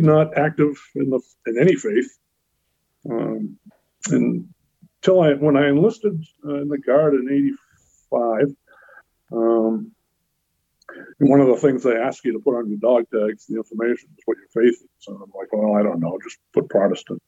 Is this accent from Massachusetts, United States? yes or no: yes; North Shore, born in Lynn, Massachusetts, United States; I was born in Lynn, like I mentioned. I was baptized in St. Luke's Methodist Church there in Lynn. And very shortly after my birth, my parents bought some land and built a house in a small town up on the North Shore